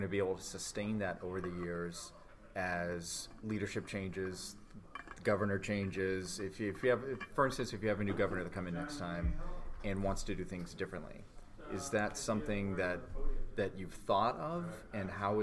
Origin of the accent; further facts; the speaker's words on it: Maine, United States; We are from Maine